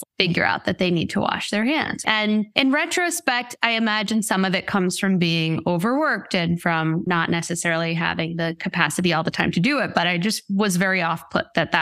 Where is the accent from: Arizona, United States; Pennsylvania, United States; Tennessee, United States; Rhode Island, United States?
Rhode Island, United States; moved away as an adult; also born or lived in Boston; now in Los Angeles, United States; I'm originally from Rhode Island